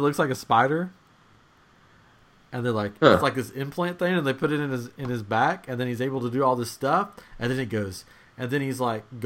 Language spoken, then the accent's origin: English; Tennessee, United States; we're from Tennessee